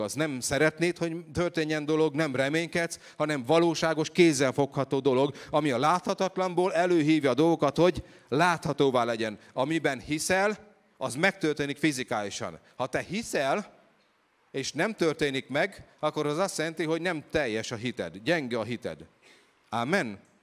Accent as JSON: {"language": "Hungarian", "country": "Hungary", "said": "Én egy egyszerű magyar gyerek vagyok"}